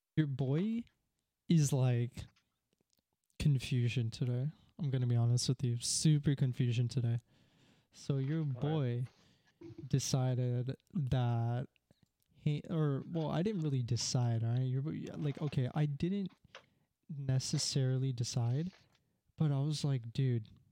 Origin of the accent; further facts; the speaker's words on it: Canada; I'm from Canada